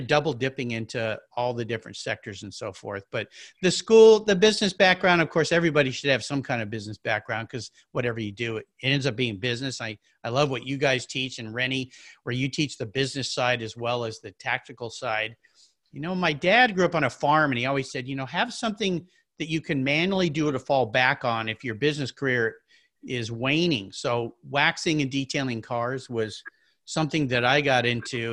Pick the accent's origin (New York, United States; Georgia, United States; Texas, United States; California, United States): California, United States; La Jolla; I grew up in La Jolla, California